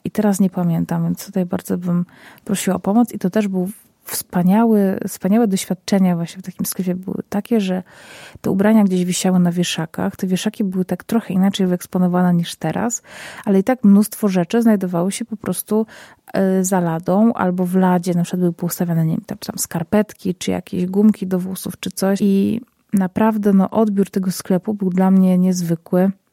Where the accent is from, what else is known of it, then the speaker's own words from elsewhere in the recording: Zabrze, Silesian Voivodeship, Poland; moje rodzinne miasto, czyli Zabrze. Jedno z większych miast na Śląsku, na Górnym Śląsku.